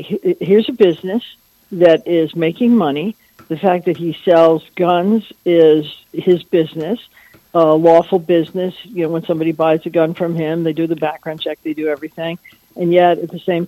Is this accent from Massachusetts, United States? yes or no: no; Naples, Florida, United States; so I'm in my hometown